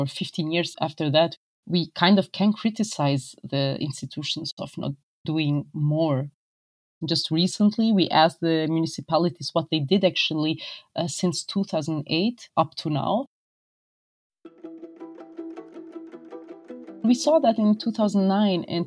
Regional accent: Kosovo; I'm from Kosovo. I live in Pristina

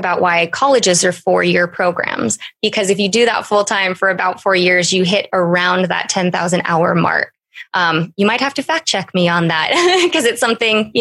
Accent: Wyoming, United States; moved away; originally from Wyoming, a large town in Wyoming.

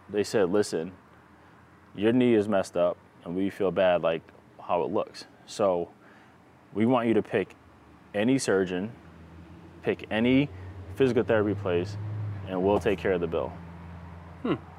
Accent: Rhode Island, United States; I'm from Rhode Island.

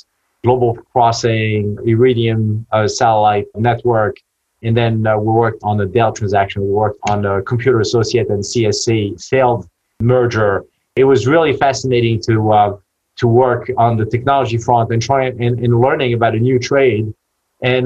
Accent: Paris, Île-de-France, France; moved away as an adult; now in United States; I was born and raised in Paris

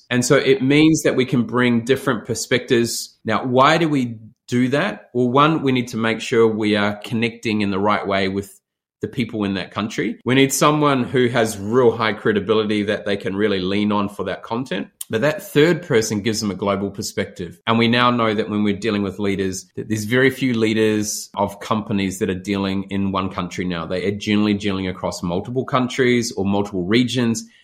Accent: New Zealand; if I stayed in that small area that I grew up in New Zealand, I'd be my mindset would be very isolated.

